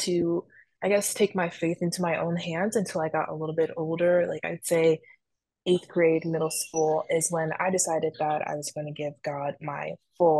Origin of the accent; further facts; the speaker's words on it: Maryland, United States; I am currently a senior and I'm from Maryland. I grew up in a Christian home with two parents. Christianity was kind of always a part of our life.